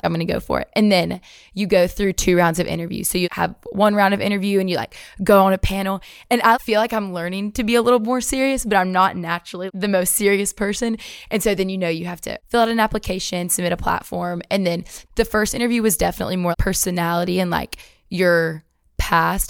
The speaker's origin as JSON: {"language": "English", "town": "Athens", "region": "Alabama", "country": "United States", "tie": "born or raised there", "moved": "yes", "said": "I'm from Athens, Alabama"}